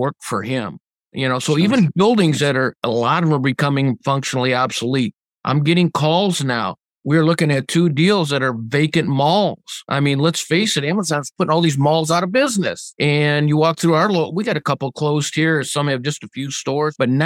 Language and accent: English; Redford Township, Michigan, United States; here in my hometown of Redford Township, Michigan.